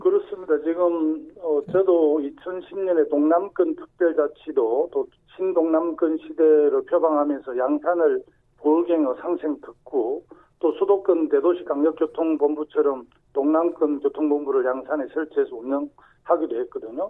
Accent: Sacheon, South Gyeongsang, South Korea; 제 고향인 그 경남 사천

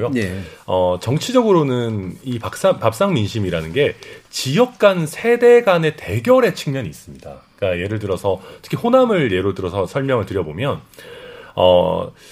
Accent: Daegu, South Korea; born there; now in Suncheon, South Korea; 예, 대구에서 태어나서 순천에 살고 있는

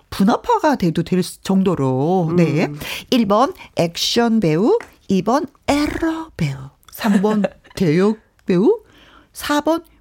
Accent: Seoul, South Korea; 저는 서울이에요.

